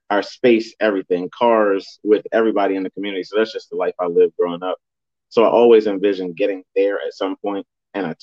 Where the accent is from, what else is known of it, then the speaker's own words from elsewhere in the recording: Delaware, United States; I'm a Delaware native, born and raised in Delaware